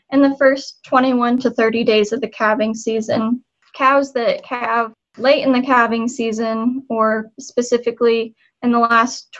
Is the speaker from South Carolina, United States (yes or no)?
no; eastern Nebraska, United States; also born or lived in Texas; I'm originally from Nebraska. I grew up on the eastern half of the state.